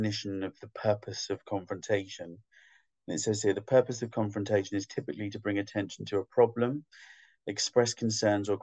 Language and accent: English; London, United Kingdom; also born or lived in Scotland; half Scottish, so I'm like, and Londoner, Scottish